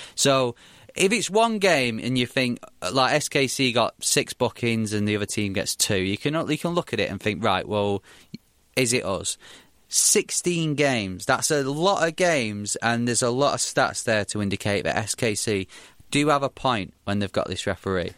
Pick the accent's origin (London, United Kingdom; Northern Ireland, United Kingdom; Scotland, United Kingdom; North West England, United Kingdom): North West England, United Kingdom; Bury; in my hometown, Bury